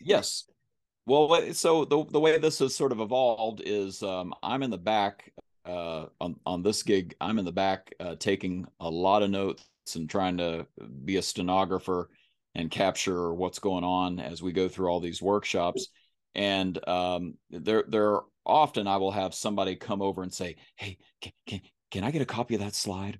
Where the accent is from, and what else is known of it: Kentucky, United States; accent: country